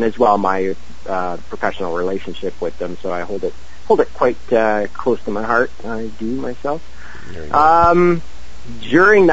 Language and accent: English; Montreal, Quebec, Canada; now in Vancouver, Canada; That's my hometown